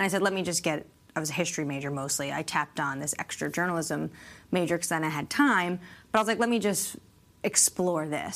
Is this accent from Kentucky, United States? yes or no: no; New York, United States; now in Washington, D.C., United States; I'm not even originally from Washington, I'm from New York